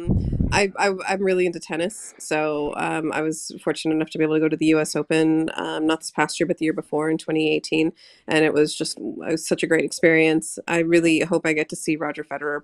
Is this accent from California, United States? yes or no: yes; Bay Area, California, United States; I grew up in the Bay Area